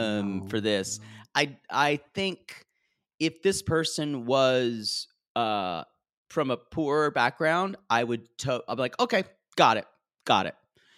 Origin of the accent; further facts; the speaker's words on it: the South, United States; accent: Southern; I tried to lose a lot of my Southern accent